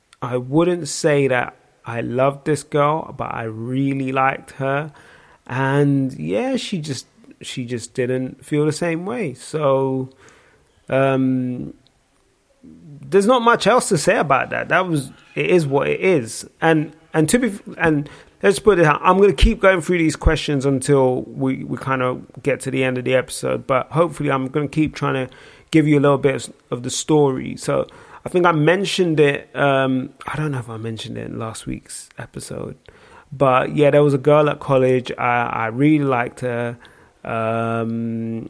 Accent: Nigeria; I am Nigerian.

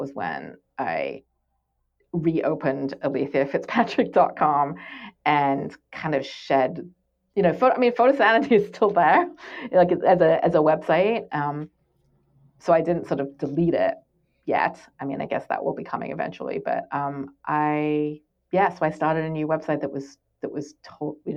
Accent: England, United Kingdom; moved away; I grew up in England, and I went to these all girls schools

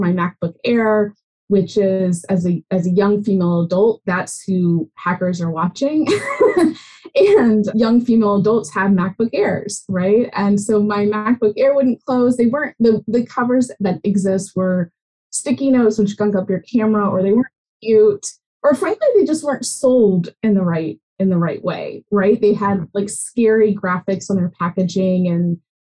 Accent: Nashville, Tennessee, United States; I grew up in Tennessee, in Nashville

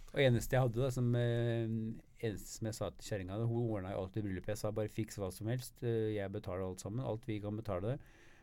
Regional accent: Norway; moved away; also born or lived in Sweden; jeg bor i Sverige, men jeg er norsk, eh, norsk statsborger

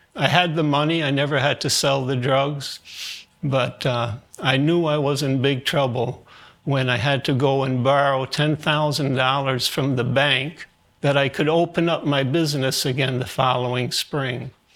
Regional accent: New York City, New York, United States; born or raised there; also born or lived in Germany

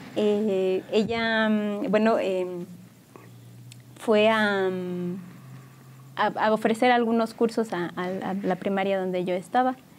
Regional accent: San Juan del Río, Querétaro, Mexico; yo soy originaria de aquí de San Juan del Río, pues aquí nací y aquí he crecido

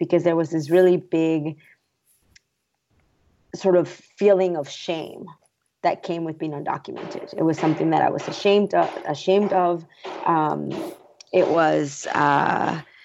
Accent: San Antonio, Texas, United States; also born or lived in Mexico; I had grown up in San Antonio, just an hour south of Austin

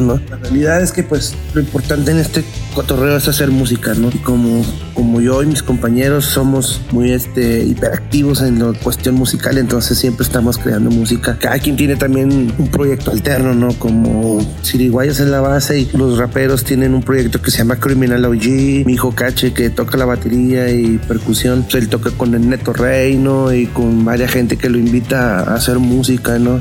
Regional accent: Monterrey, Nuevo León, Mexico; venimos de Monterrey, Nuevo León

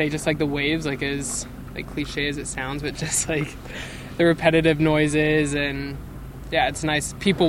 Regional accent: Hong Kong; No, I'm not. I'm from Hong Kong originally.

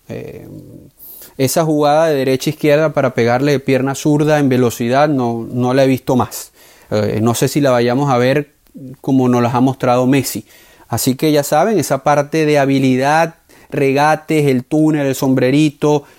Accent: Venezuela; como venezolano

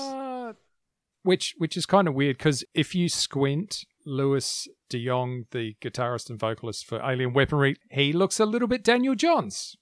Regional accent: New Zealand; moved away; I was born there, and there's a reason I left.

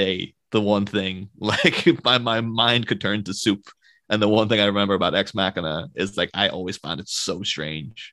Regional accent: Ireland; As an Irish person myself

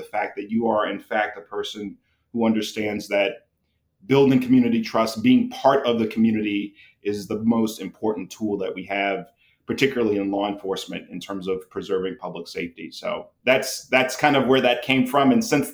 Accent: New Orleans, Louisiana, United States; I'm from New Orleans, born and raised, born to teenage parents.

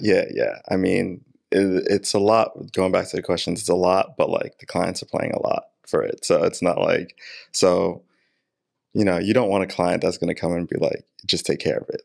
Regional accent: New York City, New York, United States; I am from Queens, New York, born and raised

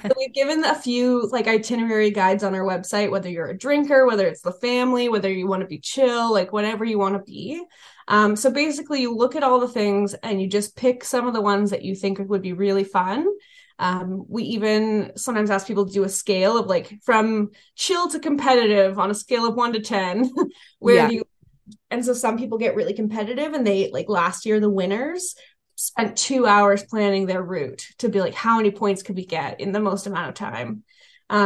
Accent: Canada; We're Canadian.

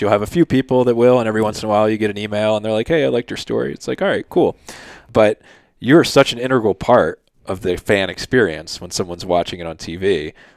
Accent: Philadelphia, Pennsylvania, United States; moved away; growing up in Philly

